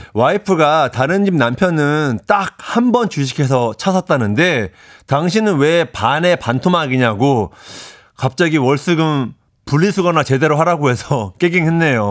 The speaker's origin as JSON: {"language": "Korean", "region": "Seoul", "country": "South Korea", "tie": "born or raised there", "also_born_or_lived": "Ilsan", "said": "저희 집이 저 이태원 토박이잖아요"}